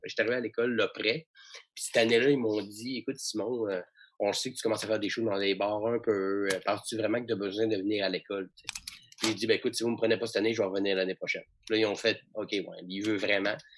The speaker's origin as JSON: {"language": "French", "town": "Chicoutimi", "region": "Quebec", "country": "Canada", "said": "je viens de, de Chicoutimi, donc j'étais au cégep de Jonquière en théâtre"}